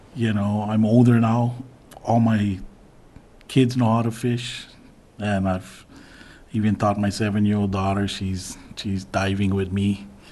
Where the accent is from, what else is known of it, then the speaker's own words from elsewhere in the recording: Big Island, Hawaii, United States; now in Kapa'a, United States; I'm actually from the Big Island, and I went back to the Big Island to a spot that I was raised